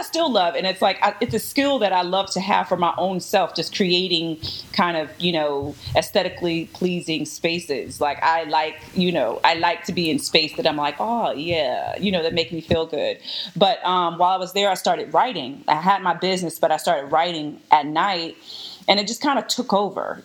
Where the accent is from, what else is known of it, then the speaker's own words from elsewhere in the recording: Houston, Texas, United States; moved away as an adult; I grew up in Houston, Texas. H-Town